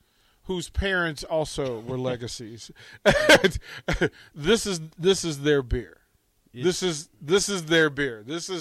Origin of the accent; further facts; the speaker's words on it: Virginia, United States; I'm from Virginia.